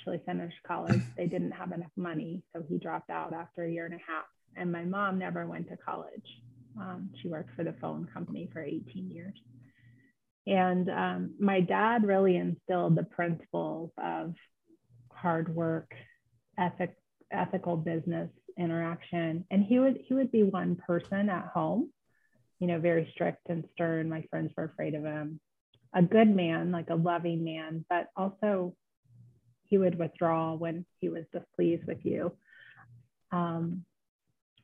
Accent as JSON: {"language": "English", "region": "Indiana", "country": "United States", "tie": "born or raised there", "moved": "yes", "said": "I grew up in Indiana"}